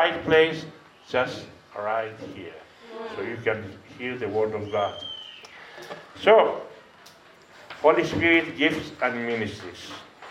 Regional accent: Greece; English is a second language; moved away as an adult; now in South Africa; I am from Greece, I'm a missionary, and I've been in South Africa about 15 years.

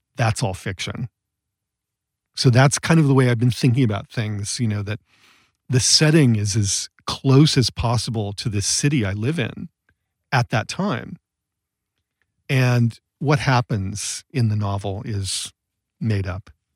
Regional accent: Massillon, Ohio, United States; moved away as an adult; also born or lived in Connecticut; now in Los Angeles, United States; I grew up in Massillon, Ohio, and I went to Yale as an undergraduate

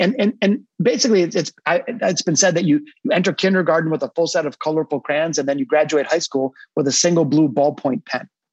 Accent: Detroit, Michigan, United States; now in Naples, United States; my hometown of Detroit, Michigan, not Naples where I am today, but I'm a hardcore Detroiter

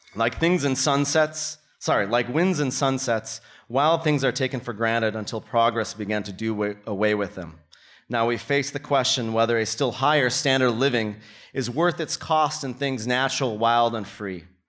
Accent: Minnesota, United States; moved away as an adult; now in Melbourne, Australia; I come from Minnesota where it gets to be negative thirty during the winter

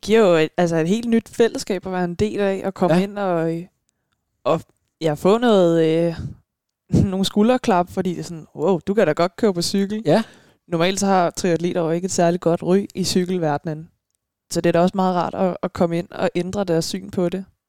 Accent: Frederiksberg, Capital Region of Denmark, Denmark; now in Stevns, Denmark; jeg er fra Frederiksberg. Ja. Bare, jeg er bare tilflytter

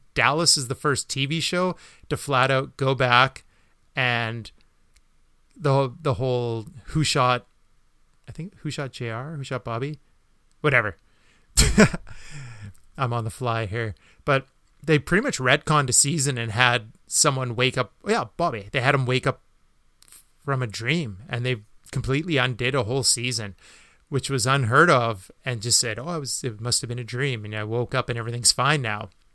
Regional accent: Canada; as a Canadian

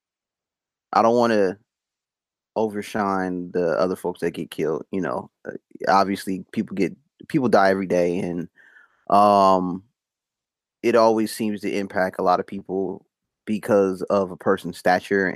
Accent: Compton, California, United States; I grew up in Compton

